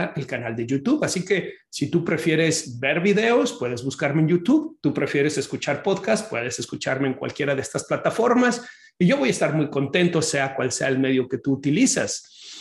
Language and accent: Spanish; Mexico; los que somos de México